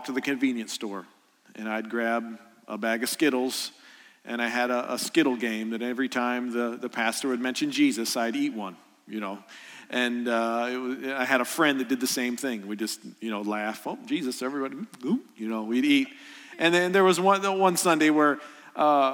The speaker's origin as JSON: {"language": "English", "town": "Columbia", "region": "Illinois", "country": "United States", "said": "I'm from Columbia, Illinois, which is south a little bit"}